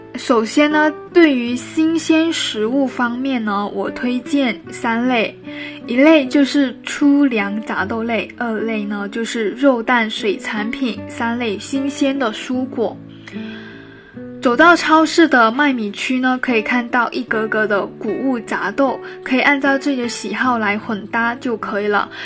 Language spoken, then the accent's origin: Chinese; Guangdong, China; 从小在广东长大的我呢